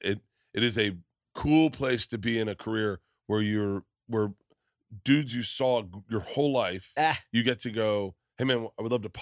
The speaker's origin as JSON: {"language": "English", "town": "Tampa", "region": "Florida", "country": "United States", "tie": "born or raised there", "also_born_or_lived": "New York", "moved": "as an adult", "lives_now": "Los Angeles, United States", "said": "because I grew up in Tampa"}